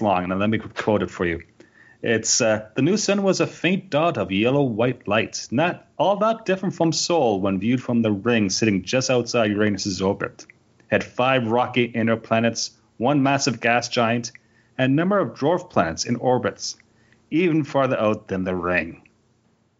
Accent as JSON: {"language": "English", "region": "Ontario", "country": "Canada", "said": "I'm from Ontario"}